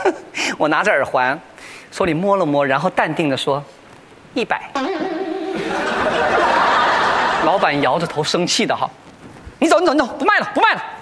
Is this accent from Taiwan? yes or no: no; China; 我说的什么呀？还说我们中国人抠门呢，你们犹太人才是出了名的铁算盘。